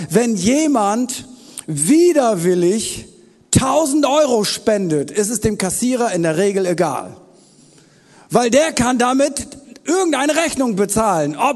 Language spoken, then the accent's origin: German; Wuppertal, North Rhine-Westphalia, Germany; Elberfelder habe ich auch noch im Petto, ich komme aus Wuppertal. Da hat man natürlich auch eine eigene Bibelübersetzung.